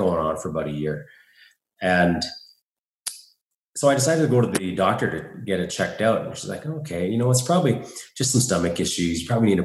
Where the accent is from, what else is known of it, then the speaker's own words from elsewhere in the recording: Saskatoon, Saskatchewan, Canada; moved away as an adult; now in Calgary, Canada; I'm from Saskatoon. I moved to Calgary, Alberta, where I am right now, a little over 3.5 years ago